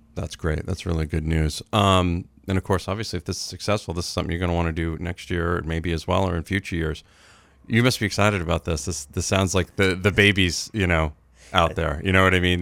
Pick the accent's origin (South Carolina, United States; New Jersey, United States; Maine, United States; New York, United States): Maine, United States; Dixfield; also born or lived in Rumford, Maine; I was adopted out of the slums of Rumford, and I, I moved right over to the suburbs in Dixfield